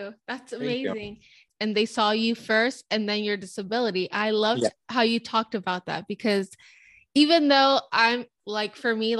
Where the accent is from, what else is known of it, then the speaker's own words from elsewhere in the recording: California, United States; I'm Mexican. My parents are Mexican. I was born in California.